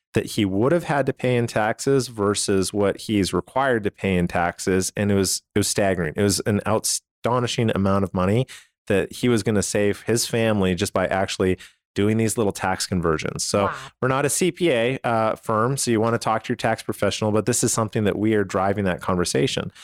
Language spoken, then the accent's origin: English; Canada; now in United States; I come from Canada